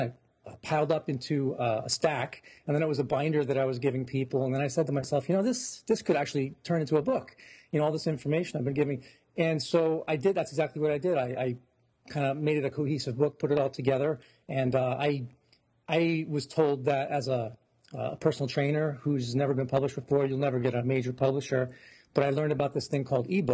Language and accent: English; Santa Clara, California, United States; now in New Jersey, United States; I was born in California in the Bay Area and in Santa Clara.